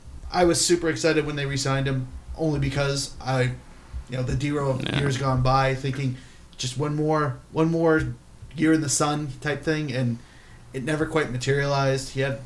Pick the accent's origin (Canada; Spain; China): Canada; Hamilton, Ontario; I'm from Hamilton.